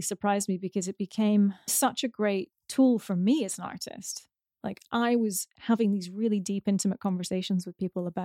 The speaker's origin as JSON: {"language": "English", "country": "United Kingdom", "said": "I'm British"}